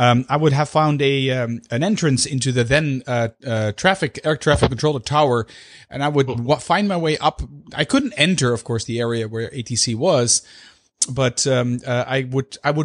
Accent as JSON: {"language": "English", "town": "Amsterdam", "region": "North Holland", "country": "Netherlands", "tie": "born or raised there", "said": "Amsterdam, which is the capital of the Netherlands, the city where I was actually born."}